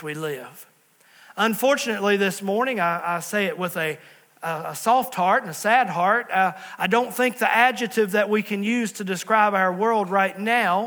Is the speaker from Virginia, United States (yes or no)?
yes; Southwest Virginia, United States; moved away as an adult; also born or lived in New River Valley, Virginia; Pastor Allison and I, we're from Southwest Virginia